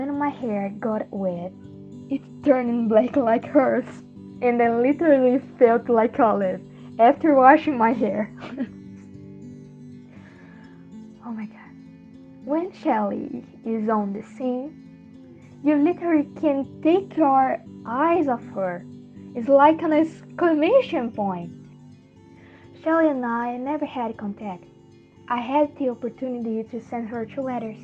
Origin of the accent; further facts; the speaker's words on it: Brazil; I am from Brazil.